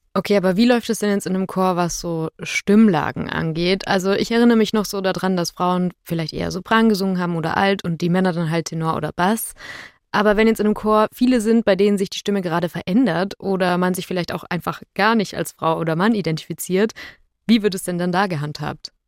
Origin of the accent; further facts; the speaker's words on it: a small Bavarian village, Germany; moved away; ich war sieben Jahre lang in dem kleinen bayerischen Dorf, wo ich herkomme, im Kirchenchor